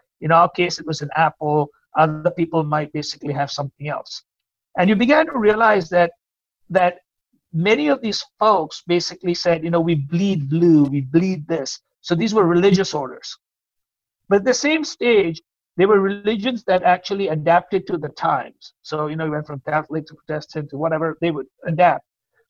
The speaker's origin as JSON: {"language": "English", "country": "India", "moved": "yes", "said": "because I came from India, and I was, as you know, immigrants are forever looking at things from an outside perspective."}